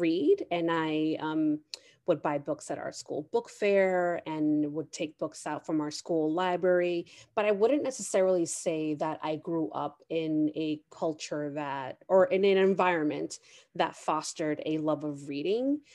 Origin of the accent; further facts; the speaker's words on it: New York City, New York, United States; I'm a working mother born and raised in New York City